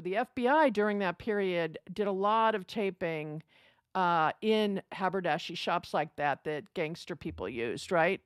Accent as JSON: {"language": "English", "country": "United States", "said": "as an American"}